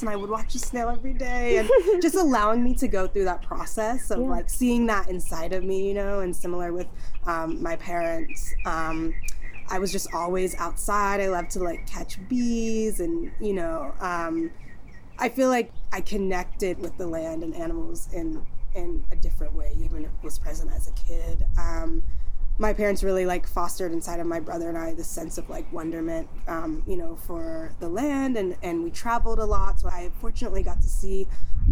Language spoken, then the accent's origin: English; Bay Area, California, United States; also born or lived in New Jersey; we grew up here in the Bay Area, but then when I got into eighth grade, we actually picked up and moved to New Jersey.